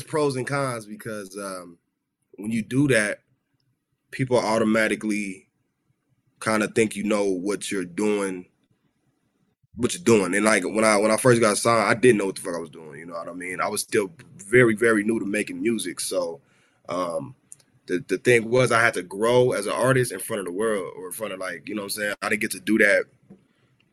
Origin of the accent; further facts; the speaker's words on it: Los Angeles, California, United States; I grew up in South Central